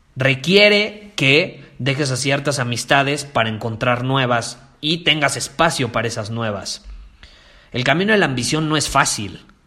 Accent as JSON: {"language": "Spanish", "country": "Mexico", "said": "en mi país, en México"}